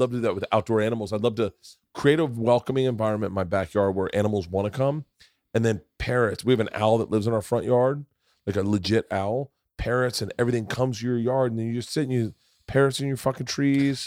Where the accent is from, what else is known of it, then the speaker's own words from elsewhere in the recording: Florida, United States; Growing up in Florida